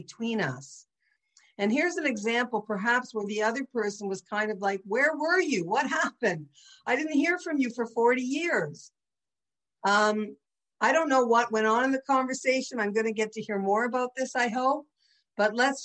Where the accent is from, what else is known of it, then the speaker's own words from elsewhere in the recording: St. Catharines, Ontario, Canada; I'm from St. Catharines. We talked to strangers our whole life.